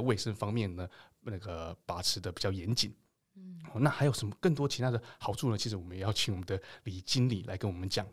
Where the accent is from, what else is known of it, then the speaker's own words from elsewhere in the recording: Taiwan; 我们台湾人